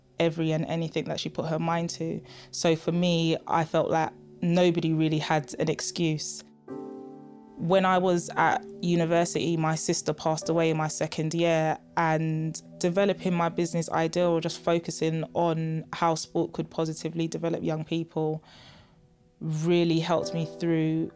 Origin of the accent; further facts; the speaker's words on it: London, United Kingdom; Growing up in Tottenham, I was fortunate to have a family that could love and support me